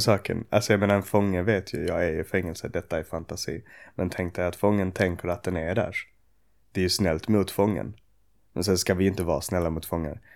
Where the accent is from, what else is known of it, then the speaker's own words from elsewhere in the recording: Åkarp, Skåne, Sweden; also born or lived in Ystad / Sjöbo / Malmö; now in Arlöv, Sweden; jag föddes i Ystad och vi bodde i Sjöbo till jag var sex. Sen flyttade vi till Åkarp när jag var sex